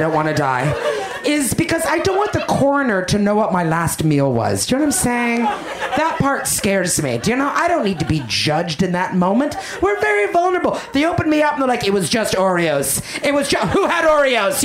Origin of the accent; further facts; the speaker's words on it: Canada; I'm Canadian